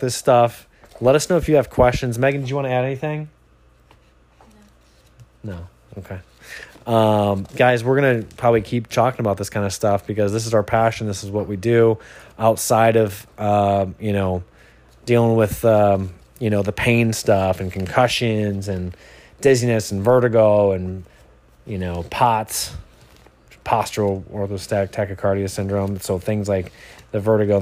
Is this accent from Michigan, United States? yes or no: yes; Michigan, United States; now in Encinitas, United States; I'm from Michigan originally